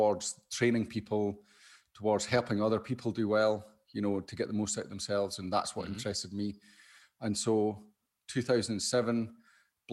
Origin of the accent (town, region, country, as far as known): Scotland, United Kingdom